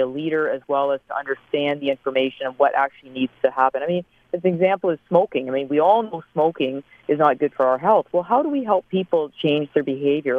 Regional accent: Canada; I'm a Canadian obstetrician, work here at McMaster University

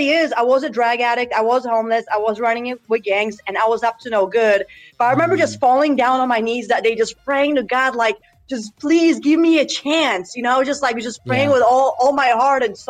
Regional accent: United States; also born or lived in Poland; I was born and raised in Poland, moved to America at 8 years old

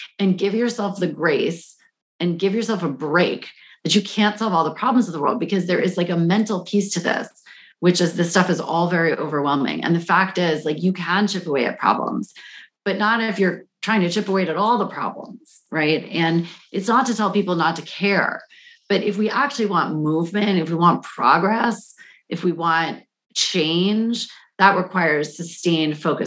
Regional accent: Washington, District of Columbia, United States; I grew up in Washington, D.C., which was the murder capital of the world in my childhood.

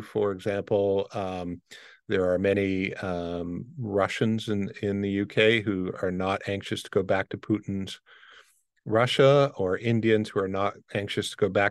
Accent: Windsor, Ontario, Canada; I grew up in Windsor, Detroit area, when Detroit was known as Murder City.

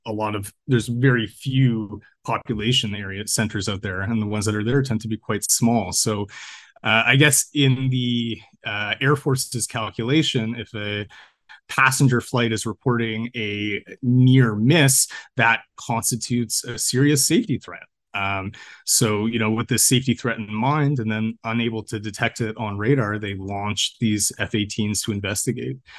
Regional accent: Canada; I'm a Canadian freelance journalist

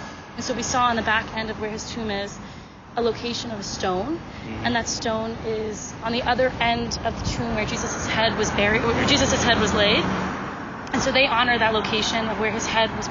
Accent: United States; We're coming from the United States as Americans

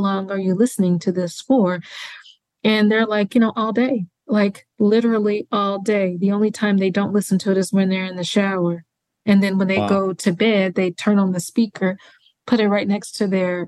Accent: Mississippi, United States; moved away; my home state of Mississippi

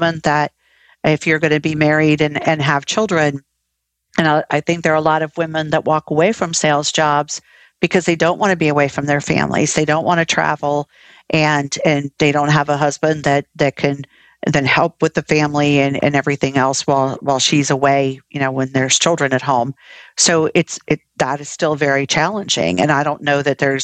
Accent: Ohio, United States; moved away as an adult; also born or lived in Florida; now in South Carolina, United States; I was originally from Ohio

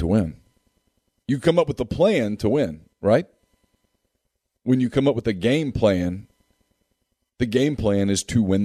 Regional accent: Ruston, Louisiana, United States; my childhood when I grew up in Ruston

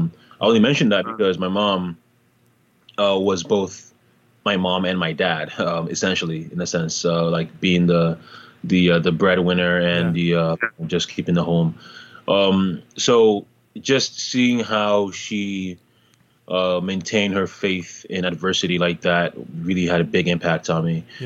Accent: Toronto, Ontario, Canada; also born or lived in Ghana / Montreal; now in United States; But I was born originally in Ghana, West Africa, and I moved to Canada when I was 10 years old. Originally, I lived in Montreal, the French city in Canada, and then I moved to Toronto when I was about 13.

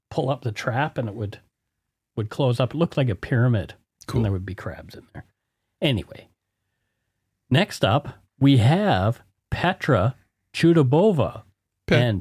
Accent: Strathroy, Ontario, Canada; born or raised there

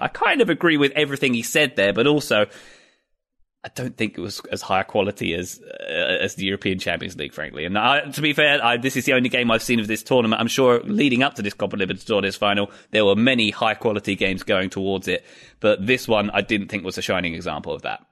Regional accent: United Kingdom; I'm being British

